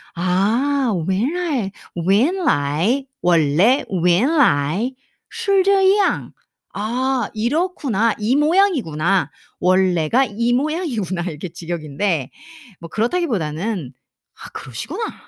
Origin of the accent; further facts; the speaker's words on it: South Korea; 우리 한국 사람은